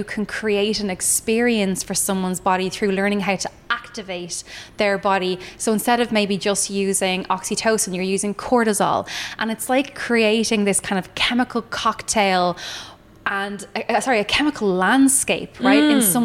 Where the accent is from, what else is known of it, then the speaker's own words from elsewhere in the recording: Ireland; my, I suppose, ancestral lineage of being Irish, like if we think about how we were always like second class citizens